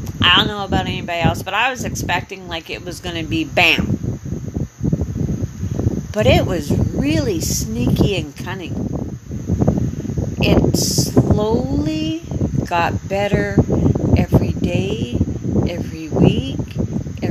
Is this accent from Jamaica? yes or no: no; Canada; moved away as an adult; now in Panama; I'm from Canada